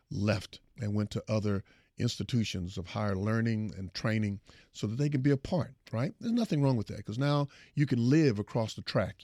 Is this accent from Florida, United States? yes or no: no; Houston, Texas, United States; I come from Fifth Ward